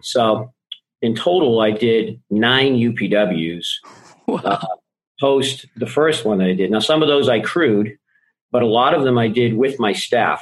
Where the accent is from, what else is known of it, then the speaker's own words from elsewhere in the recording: Boston, Massachusetts, United States; I grew up in Boston